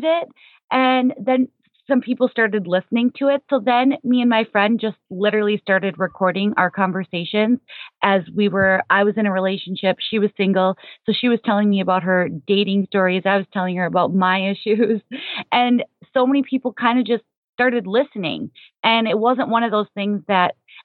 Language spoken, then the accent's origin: English; Minnesota, United States; moved away as an adult; also born or lived in South Florida; I'm initially from Minnesota